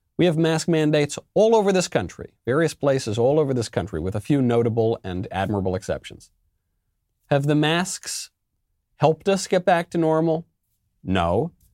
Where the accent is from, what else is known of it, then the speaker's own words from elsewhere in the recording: New York, United States; I say this as a New Yorker. I say this as an Italian American. I come from a very similar culture. I think actually the same town as Andrew Cuomo